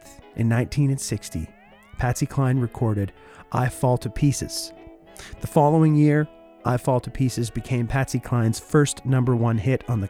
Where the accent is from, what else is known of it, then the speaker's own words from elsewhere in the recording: Oshawa, Ontario, Canada; now in Winnipeg, Canada; my hometown of Oshawa